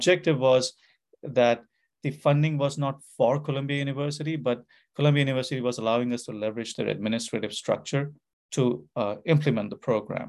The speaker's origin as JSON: {"language": "English", "town": "Kanpur", "region": "Uttar Pradesh", "country": "India", "tie": "born or raised there", "also_born_or_lived": "Calcutta, India / Bombay, India", "moved": "as an adult", "lives_now": "United States", "said": "I was born in India, born in Calcutta in India. But I lived most of my growing up years in northern India, in a city called Kanpur"}